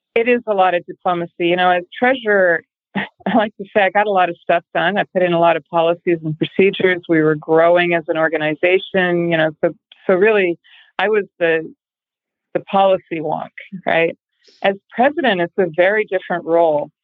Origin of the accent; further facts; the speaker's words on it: Massachusetts, United States; I'm from Massachusetts